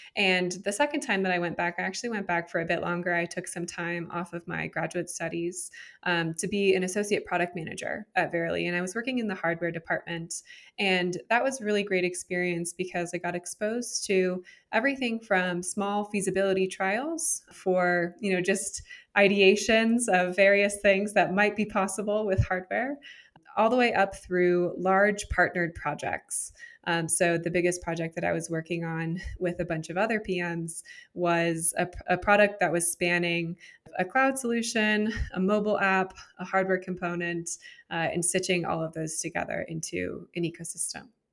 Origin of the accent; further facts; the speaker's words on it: San Jose, California, United States; also born or lived in Miami, Florida; I'm originally from San Jose, California. Uh, grew up in Silicon Valley